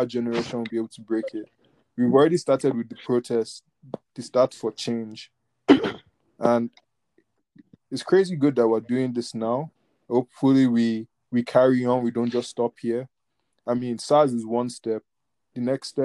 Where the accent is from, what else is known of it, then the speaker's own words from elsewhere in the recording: Nigeria; we're both Nigerian.